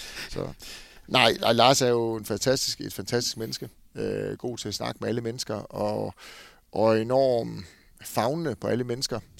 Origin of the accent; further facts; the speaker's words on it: Esbjerg, Southern Denmark, Denmark; Altså, jeg kommer fra Esbjerg hvor jeg egentlig selv er med til rigtig mange ting.